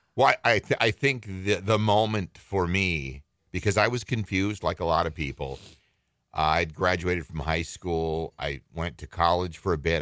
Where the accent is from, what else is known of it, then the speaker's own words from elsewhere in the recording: northern Minnesota, United States; moved away; I was born in Minneapolis, but I was raised in northern Minnesota